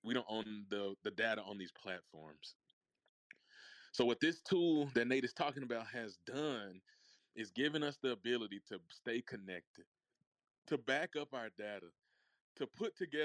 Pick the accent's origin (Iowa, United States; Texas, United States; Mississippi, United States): Mississippi, United States; also born or lived in Memphis, Tennessee; I'm from Mississippi. For those who do not know, I was born in Memphis, Tennessee, but I was raised in the heart of the South